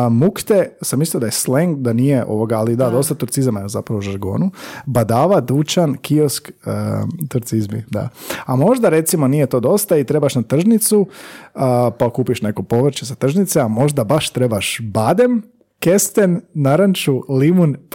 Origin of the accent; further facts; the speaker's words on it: Croatia; mi smo iz Hrvatske.